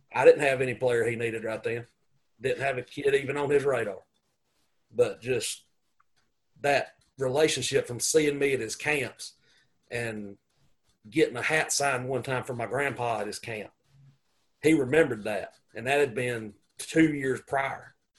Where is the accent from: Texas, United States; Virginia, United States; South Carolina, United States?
South Carolina, United States; Gaffney; I grew up in Gaffney, South Carolina